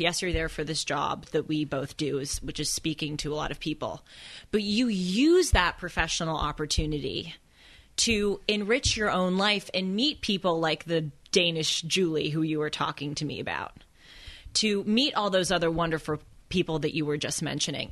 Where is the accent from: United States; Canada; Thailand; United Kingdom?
United States; Los Angeles, California; born or raised there